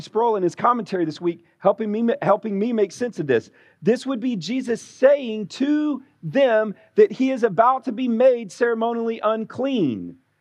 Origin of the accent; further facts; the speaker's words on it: Alabama, United States; moved away; being born and raised in Alabama